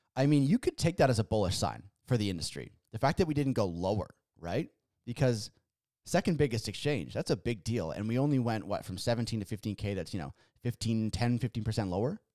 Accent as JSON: {"language": "English", "country": "Canada", "said": "we're Canadian here"}